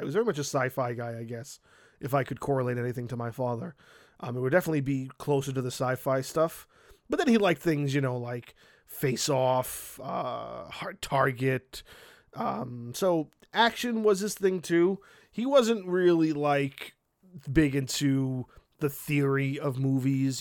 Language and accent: English; New York City, New York, United States; the dude who owned the video store around the corner from my house when I grew up in Brooklyn